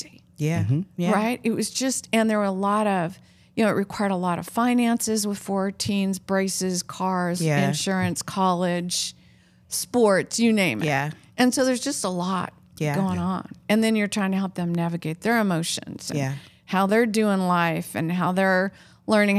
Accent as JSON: {"language": "English", "region": "Oregon", "country": "United States", "moved": "yes", "said": "We're both from Oregon"}